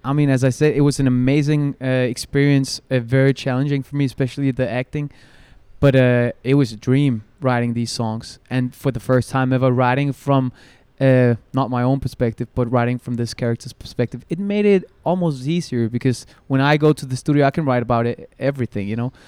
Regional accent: Copenhagen, Capital Region of Denmark, Denmark; I'm born and raised in Copenhagen

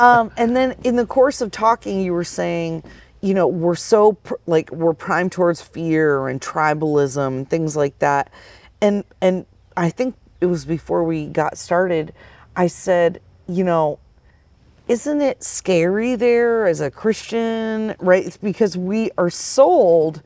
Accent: Vermont, United States; moved away as an adult; also born or lived in Phoenix, Arizona; I moved there from Vermont, where, uh, you know, I grew up having a garden

